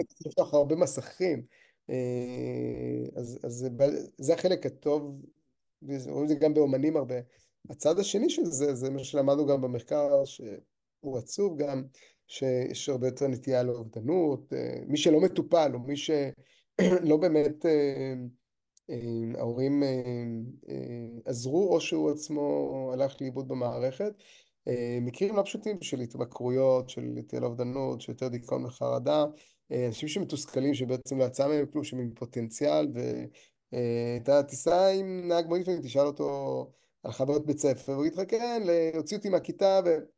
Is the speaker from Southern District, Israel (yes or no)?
no; Kiryat Ata, Haifa District, Israel; נולדתי בקריות, בקריית אתא, ובתיכון הייתי בקריית ביאליק